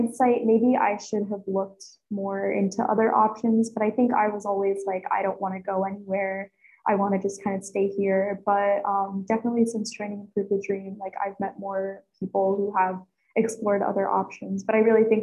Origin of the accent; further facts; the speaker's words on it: Pennsylvania, United States; I'm from Pennsylvania, so a lot of our, I guess, like activities are more so associated like with the cold